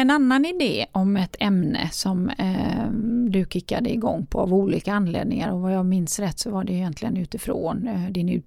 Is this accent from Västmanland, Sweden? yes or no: no; Gothenburg, Västra Götaland, Sweden; både du och jag är göteborgare